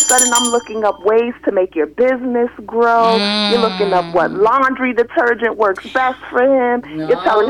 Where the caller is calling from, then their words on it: Broward County, Florida, United States; I want to give a shout-out. I'm calling from Broward County